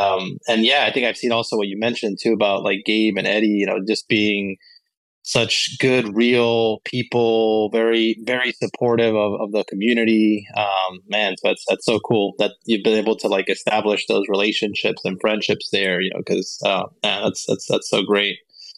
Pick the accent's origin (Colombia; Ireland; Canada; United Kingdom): Colombia; moved away; especially when I came to live here from Colombia